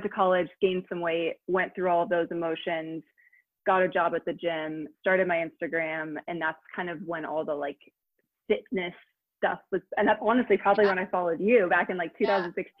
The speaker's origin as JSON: {"language": "English", "town": "Granville", "region": "Ohio", "country": "United States", "tie": "born or raised there", "also_born_or_lived": "England"}